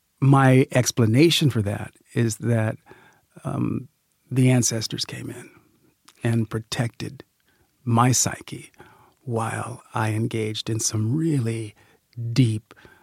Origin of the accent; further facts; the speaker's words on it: Sacramento, California, United States; I'm a kid from Sacramento, California.